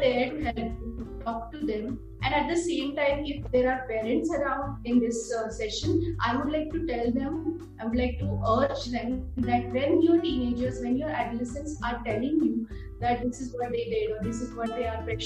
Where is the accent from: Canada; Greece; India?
India; as Indian parents